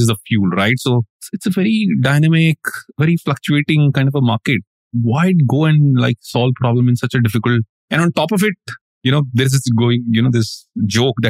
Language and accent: English; Dehradun, Uttarakhand, India; I come from Dehradun, and right next to my house is a helipad